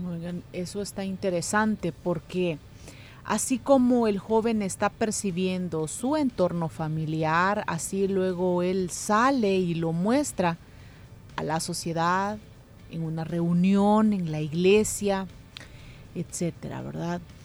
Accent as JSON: {"language": "Spanish", "country": "El Salvador", "said": "lo inmediatistas que somos como cultura salvadoreña"}